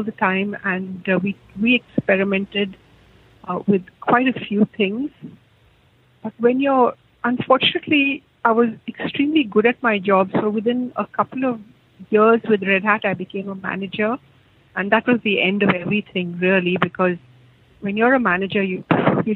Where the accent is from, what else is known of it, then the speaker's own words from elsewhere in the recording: India; moved away as an adult; now in Australia; I'm totally Indian